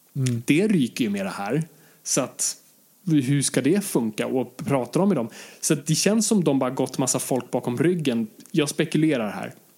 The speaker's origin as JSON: {"language": "Swedish", "country": "Sweden", "said": "jag är fortfarande svensk"}